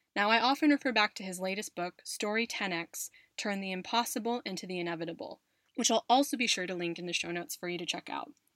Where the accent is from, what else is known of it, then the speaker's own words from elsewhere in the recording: United States; moved away as an adult; now in Spain; from my home country of the US, from my adopted country of Spain